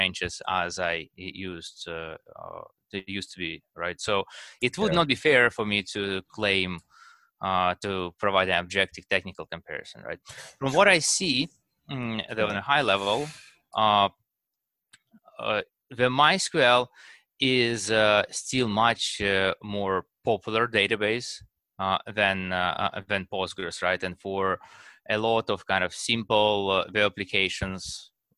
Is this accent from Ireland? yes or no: no; Russia; now in United States; I was born in Russia, and over time moved to United States